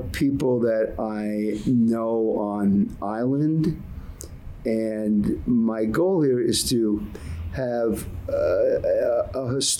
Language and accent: English; Honolulu, Hawaii, United States; moved away as an adult; now in Molokai, United States; I grew up in Honolulu, and when I got there in 71, it was like the urban kid coming off on this very rural island